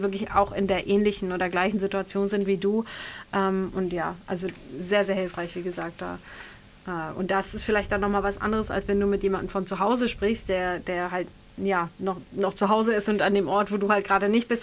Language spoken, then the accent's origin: German; Bergisch Gladbach, North Rhine-Westphalia, Germany; moved away as an adult; ich komme aus einer, ursprünglich aus Bergisch Gladbach, aus einer relativ ja, kleineren bis mittelgroßen